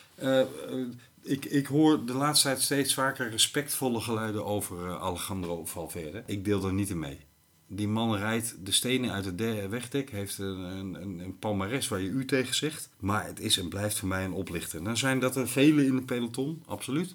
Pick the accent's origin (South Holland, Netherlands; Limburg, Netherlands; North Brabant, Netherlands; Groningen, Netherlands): Limburg, Netherlands; moved away; also born or lived in Lelystad; ik ben in katholiek Limburg geboren